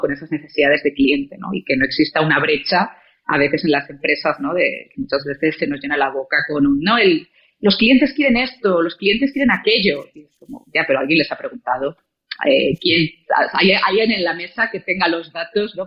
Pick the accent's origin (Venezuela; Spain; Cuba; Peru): Spain; León, Castile and León; moved away as an adult; also born or lived in Salamanca / Santiago de Chile; now in Mexico; yo nací en León